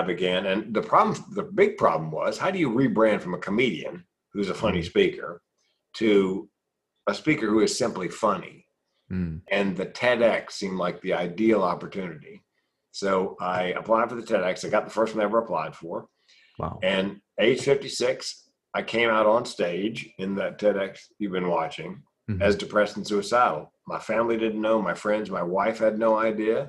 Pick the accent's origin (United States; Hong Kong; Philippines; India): United States; Raleigh, North Carolina; Went back to Raleigh, my hometown, North Carolina